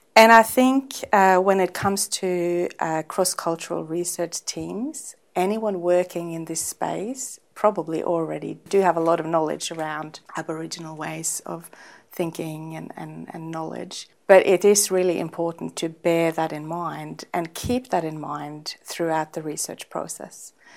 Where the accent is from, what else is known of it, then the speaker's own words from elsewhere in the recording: Northern Norway, Norway; now in Australia; I'm from Norway